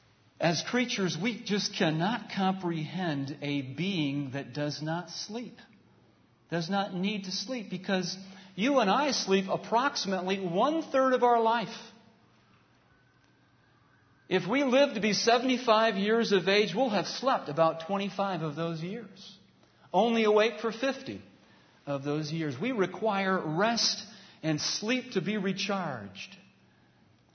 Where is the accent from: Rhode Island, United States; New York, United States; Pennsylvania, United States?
New York, United States; moved away; once I cross into the New York border, I've got 3 hours to my hometown.